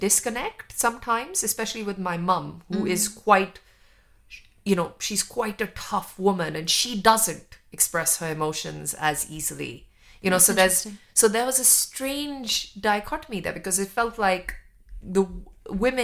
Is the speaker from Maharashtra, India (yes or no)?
no; New Delhi, Delhi, India; moved away; where I lived in New Delhi